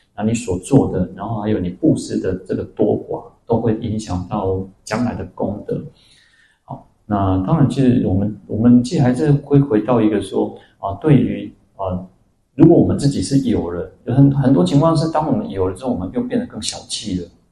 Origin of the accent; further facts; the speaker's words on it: Taiwan; also born or lived in Taipei; 我出生在台湾，然后我在哪里出家，我到了台北